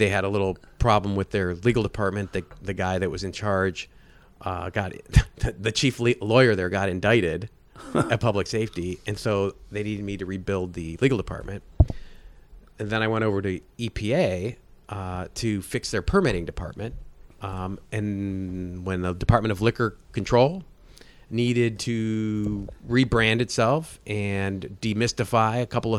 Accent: Cleveland, Ohio, United States; Cleveland, Ohio.

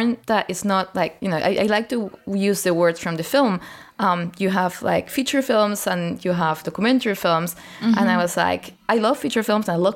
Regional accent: Spain; I grew up in Spain, which is a very Catholic fascist country

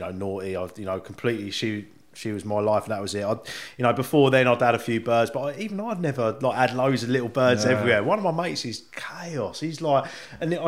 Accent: Sandy, East of England, United Kingdom; where I grew up in Sandy, that was a big, there was a big traveller community

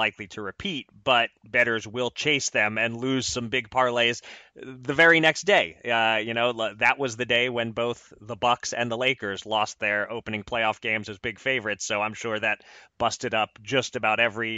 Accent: Pennsylvania, United States; my home state of Pennsylvania

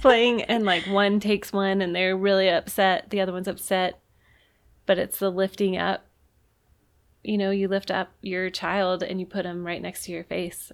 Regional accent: the South, United States; I grew up in the South

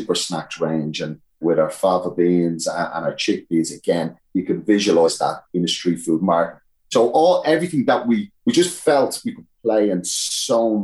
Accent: Ireland; naturally being Irish

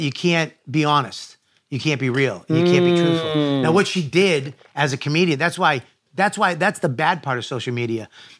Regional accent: Boston, Massachusetts, United States; I'm from Boston, Irish Catholic

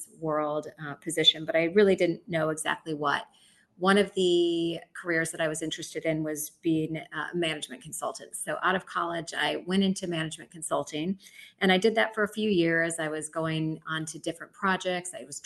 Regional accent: Chicago, Illinois, United States; moved away as an adult; also born or lived in New York; decided to move back to Chicago, where I'm originally from.

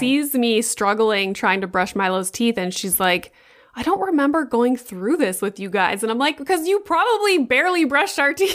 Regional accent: Sudbury, Ontario, Canada; moved away as an adult; also born or lived in Boca Raton, Florida; now in Toronto, Canada; the university in my hometown in Sudbury

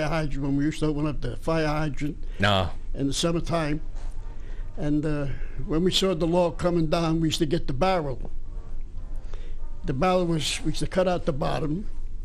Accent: New York City, New York, United States; I was born and raised in East Harlem, on 20th Street

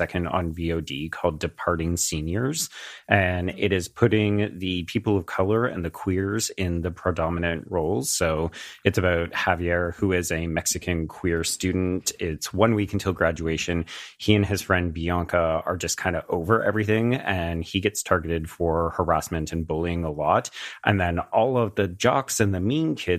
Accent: Canada; as the Canadian on the podcast

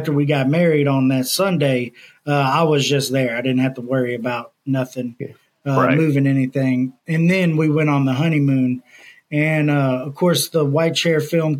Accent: Houston, Texas, United States; now in Louisiana, United States; I was born and raised in Houston, Texas

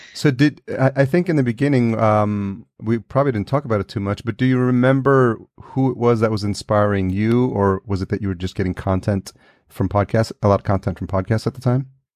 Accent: New York, United States; also born or lived in El Salvador; I was born in El Salvador and I was raised in, in New York

